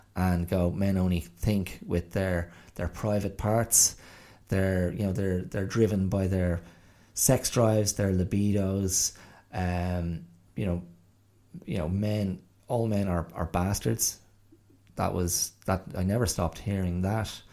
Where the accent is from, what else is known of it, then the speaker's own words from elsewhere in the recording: Rathdrum, Leinster, Ireland; I grew up in County Wicklow and I grew up in you know, the area of Rathdrum and Avoca and Ballinaclash